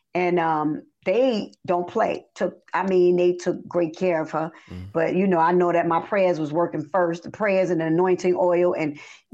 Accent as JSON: {"language": "English", "region": "New York", "country": "United States", "also_born_or_lived": "Princeton, New Jersey", "moved": "yes", "lives_now": "Georgia, United States", "said": "I came from New York first. I left New York and went to Princeton, New Jersey, and stayed in Princeton for 2 years. And then I came to Georgia."}